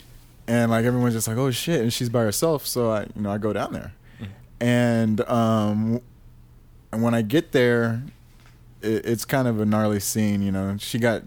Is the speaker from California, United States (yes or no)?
yes; Los Angeles, California, United States; also born or lived in Burbank / Gardena / Florida; I'm from L.A., born and raised here